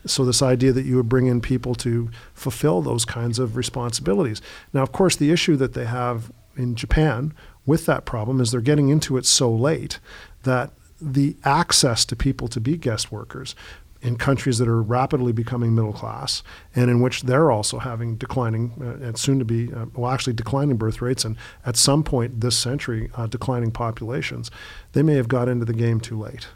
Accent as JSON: {"language": "English", "country": "Canada"}